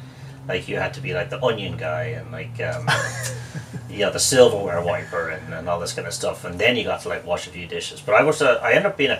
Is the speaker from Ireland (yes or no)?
yes; Dublin, Leinster, Ireland; first language English; moved away as an adult; now in Newport, United States; I'm from Artane, which is a town in Dublin.